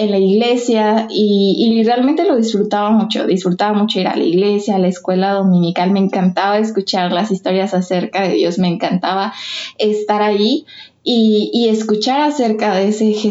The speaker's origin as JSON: {"language": "Spanish", "region": "Michoacán", "country": "Mexico", "said": "tengo 23 años, soy de Michoacán, Europa, Michoacán."}